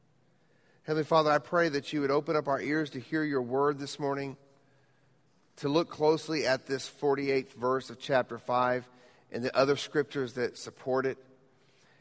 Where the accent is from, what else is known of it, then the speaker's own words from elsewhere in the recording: Quito, Pichincha, Ecuador; moved away; I grew up in Quito, Ecuador.